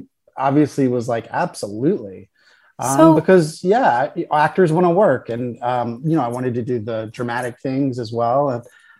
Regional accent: Raleigh, North Carolina, United States; moved away as an adult; also born or lived in New York; now in Los Angeles, United States; I'd lived in New York for 3 years. Mm-hmm. And so I'd kind of branched out from North Carolina. I'm originally from Raleigh, North Carolina. And so growing up, I would drive 2 hours to Wilmington for auditions.

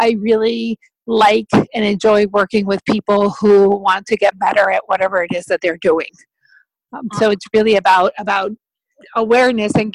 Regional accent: Mexico; moved away as an adult; also born or lived in Spain; I am originally from Mexico

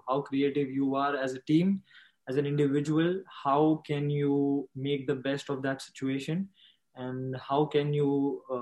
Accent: Ambernath, Maharashtra, India; I am from Ambanath

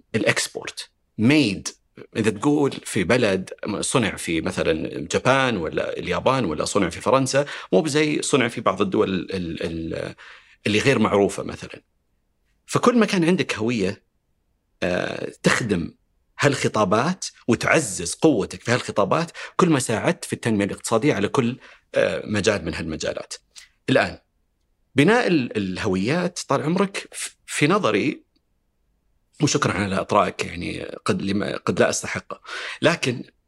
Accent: Riyadh, Riyadh Province, Saudi Arabia; انا ربيت هنا في الرياض

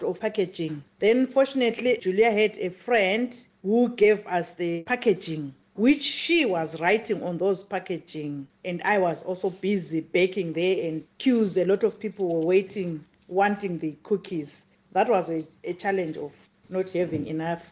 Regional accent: Zimbabwe; now in South Africa; I am from Zimbabwe

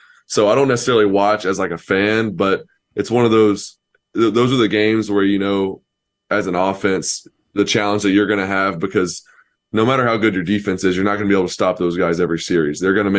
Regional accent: Knoxville, Tennessee, United States; born there; My family is huge Tennessee fans. I was born in Knoxville

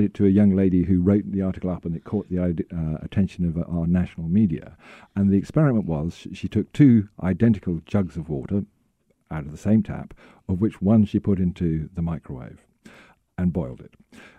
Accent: United Kingdom; Being very British, I have an electric kettle.

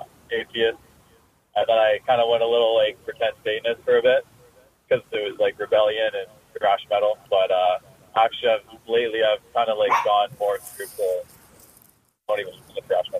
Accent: Vancouver, British Columbia, Canada; I'm from Vancouver.

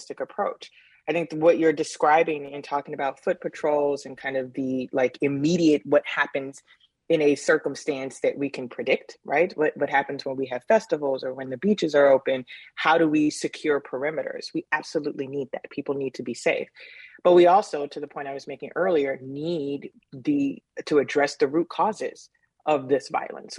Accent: Chicago, Illinois, United States; being a kid growing up in Cabrini

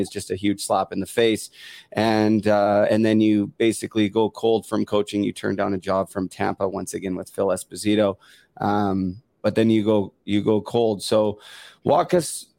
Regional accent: Vancouver, British Columbia, Canada; I'm actually from Vancouver

